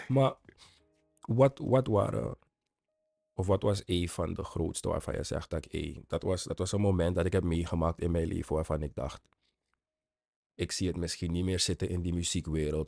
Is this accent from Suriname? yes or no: yes; Suriname; als Surinamer